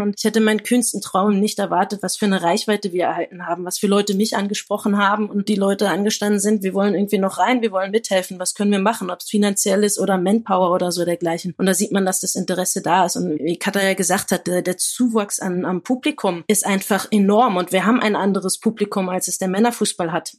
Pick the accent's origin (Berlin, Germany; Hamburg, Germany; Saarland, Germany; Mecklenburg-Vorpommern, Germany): Berlin, Germany; Ich bin Neuköllner, aber recht früh dann nach Steglitz-Zehlendorf gezogen